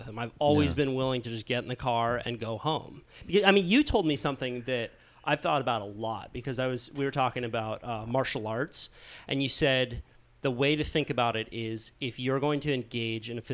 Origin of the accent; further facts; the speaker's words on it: Santa Cruz, California, United States; every one of my friends growing up in Santa Cruz